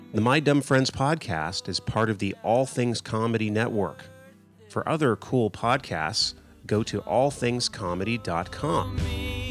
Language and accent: English; California, United States; being Californian